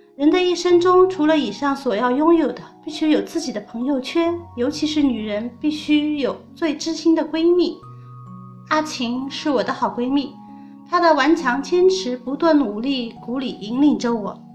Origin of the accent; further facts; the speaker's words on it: Changzhou, Jiangsu, China; 我是来自江苏常州的一个十岁的宝妈